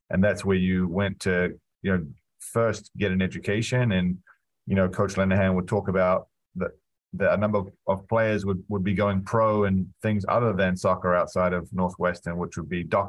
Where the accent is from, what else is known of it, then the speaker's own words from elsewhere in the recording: New Zealand; also born or lived in Wisconsin; now in United States; a young kid growing up in New Zealand